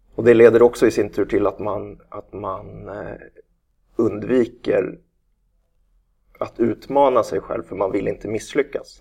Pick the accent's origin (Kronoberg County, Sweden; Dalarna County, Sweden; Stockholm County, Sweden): Stockholm County, Sweden; Nacka; vi är ju från eh, Nacka bägge två